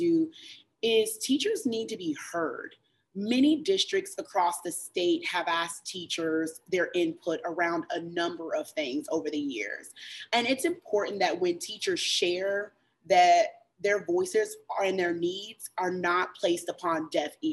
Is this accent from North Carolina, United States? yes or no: yes; Chapel Hill, North Carolina, United States; I grew up in Chapel Hill